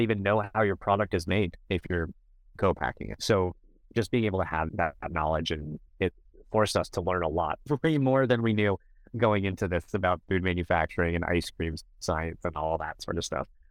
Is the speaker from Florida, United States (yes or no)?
yes; Miami, Florida, United States; moved away; I'm originally from Miami, so I'm a Miami sports fan